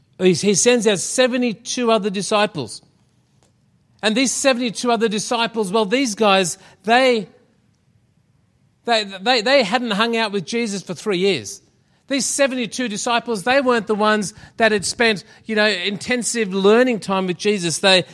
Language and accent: English; Shepparton, Victoria, Australia; Friends of ours in Shepparton, that's where we came from. That's what I was trying to say. We came from Shepparton.